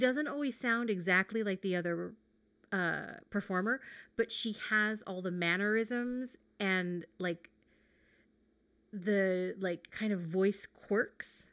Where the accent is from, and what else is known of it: United States